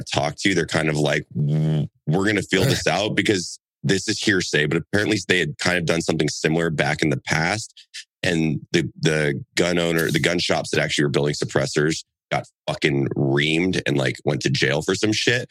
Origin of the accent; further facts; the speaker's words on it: Texas, United States; I'm a Texan